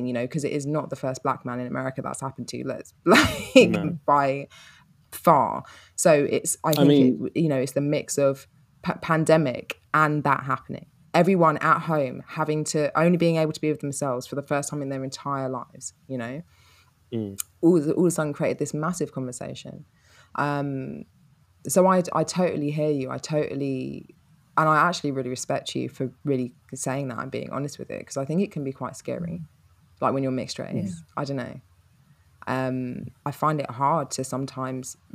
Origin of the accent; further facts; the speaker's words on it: London, United Kingdom; I was brought up in Peckham in London.